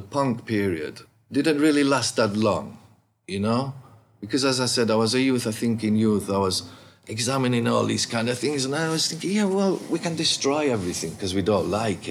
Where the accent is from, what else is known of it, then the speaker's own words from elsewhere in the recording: Bradford, Yorkshire and the Humber, United Kingdom; also born or lived in Keighley / Huddersfield / Leeds; born and bred in Bradford, you know, and lived in Keighley and around Huddersfield, Leeds, all them places when I was growing up